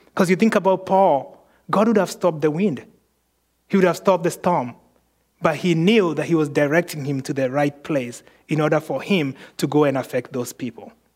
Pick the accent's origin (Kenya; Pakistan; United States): Kenya; moved away; I was born in Kenya.